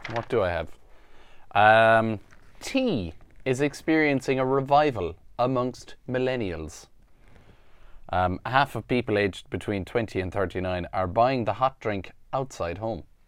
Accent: Ireland; because I'm Irish, I have, you know, I'm covered insurance-wise, 'cause I'm from here

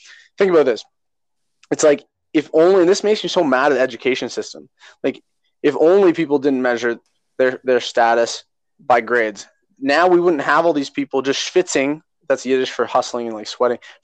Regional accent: Canada; right now I identify as Canadian

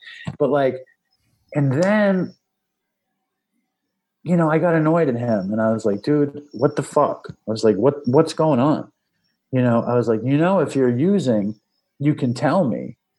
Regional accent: New York City, New York, United States; I grew up in Manhattan. I see where I grew up

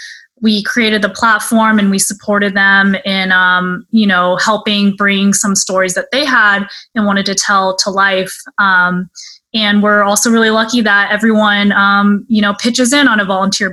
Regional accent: Dallas, Texas, United States; moved away as an adult; now in New York, United States; first generation from Texas. So mostly grew up in Dallas. And yeah, I've been in New York for about 8 years

